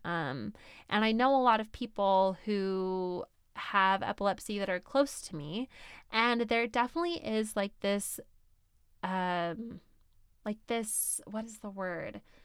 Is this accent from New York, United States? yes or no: yes; Syracuse, New York, United States; now in Salt Lake City, United States; my hometown of Syracuse, New York